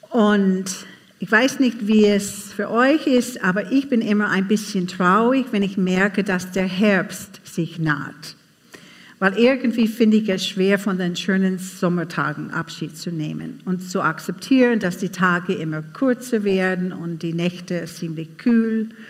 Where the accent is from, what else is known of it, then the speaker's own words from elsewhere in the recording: United States; now in Austria; aber ich bin keine Salzburgerin. Ich komme aus USA und ich habe einen Mann aus Vorarlberg geheiratet.